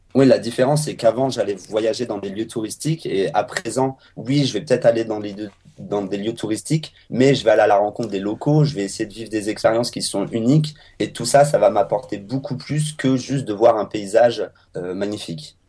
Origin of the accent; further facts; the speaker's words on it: France; en tant que Français